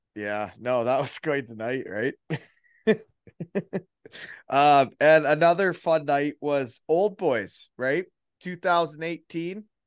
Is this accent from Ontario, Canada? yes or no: yes; Elmira, Ontario, Canada; moved away as an adult; now in Kincardine, Canada; I grew up in Elmira